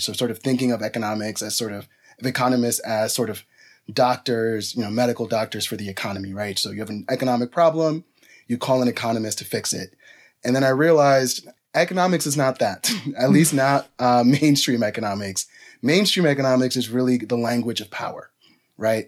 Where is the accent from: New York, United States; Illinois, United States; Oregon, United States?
New York, United States; New York City; also born or lived in Dominican Republic; my family is from the Dominican Republic. I grew up in New York City, you know, working class New Yorker